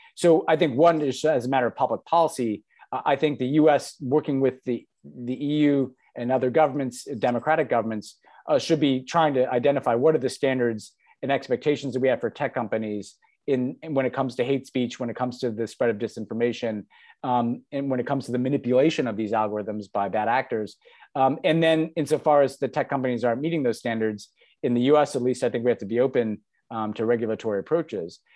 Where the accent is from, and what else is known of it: United States